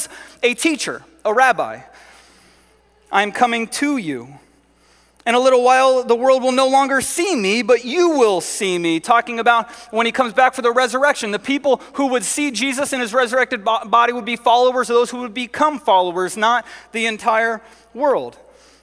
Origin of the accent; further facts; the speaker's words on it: Southern California, United States; moved away; I grew up in Southern California